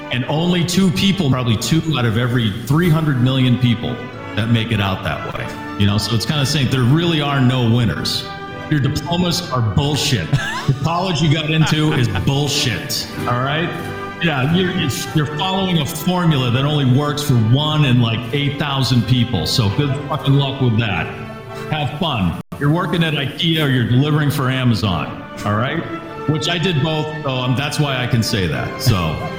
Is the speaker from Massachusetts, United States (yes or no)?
yes; Natick, Massachusetts, United States; I'm just warning you, I grew up in Natick, Massachusetts. It's a high school football town, and I just couldn't wait to get out of Natick.